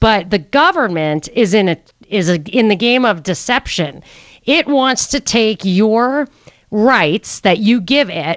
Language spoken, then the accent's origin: English; New York City, New York, United States; moved away; I was a New Yorker. I am a New Yorker, and I lived in New York for a long time